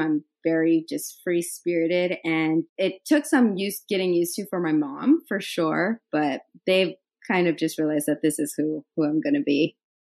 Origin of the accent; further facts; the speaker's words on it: Idaho, United States; moved away as an adult; also born or lived in New York; I'm from Idaho